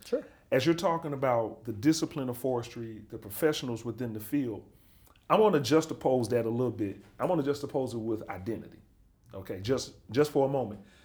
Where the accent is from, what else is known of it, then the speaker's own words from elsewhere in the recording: Birmingham, Alabama, United States; moved away as an adult; I'm from Birmingham, Alabama